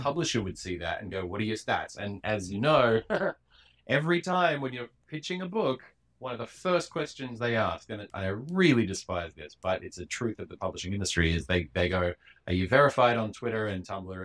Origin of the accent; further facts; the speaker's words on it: Perth, Western Australia, Australia; now in New York, United States; I grew up in Perth